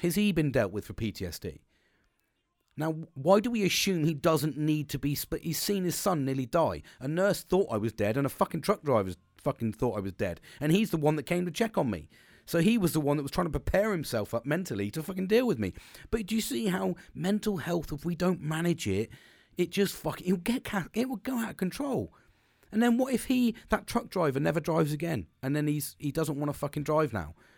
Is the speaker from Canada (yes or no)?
no; United Kingdom